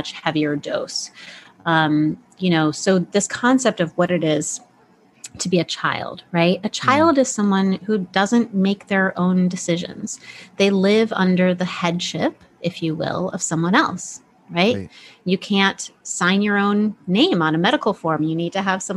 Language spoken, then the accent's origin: English; Midwest, United States; moved away; I grew up in the Midwest for the first, you know, several years of my life.